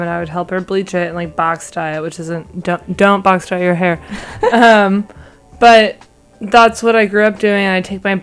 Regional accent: Sacramento, California, United States; moved away as an adult; now in San Francisco, United States; I'm from Sacramento.

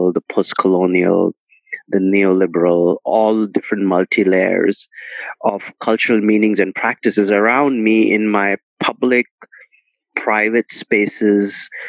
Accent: India; what I was experiencing in my cultural space and cultural life of growing up in India.

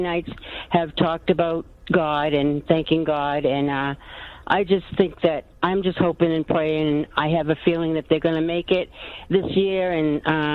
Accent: Massachusetts, United States; we're from Massachusetts

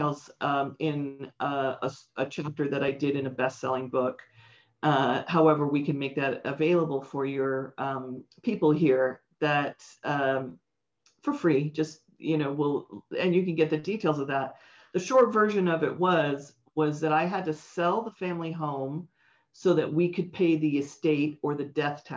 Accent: San Francisco, California, United States; I grew up in San Francisco, a very hip area, but not rich at all

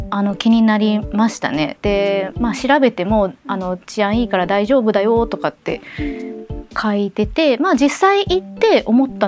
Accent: Osaka, Japan; あの私が大阪出身だからっていうこともあると思うんですけれども、大阪出身の

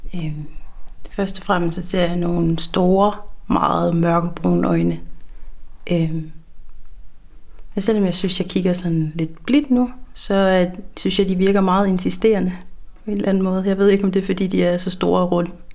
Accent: Langeland, Southern Denmark, Denmark; accent: South Funen; moved away as an adult; also born or lived in Svendborg; now in Aarhus, Denmark; jeg er oprindeligt fra Langeland, men er flyttet til Aarhus her for to og et år siden

